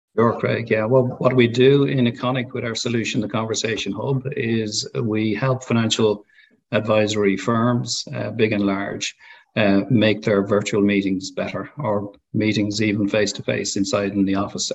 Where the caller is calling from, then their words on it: Dublin, Leinster, Ireland; Calling in from our office in Dublin, in Ireland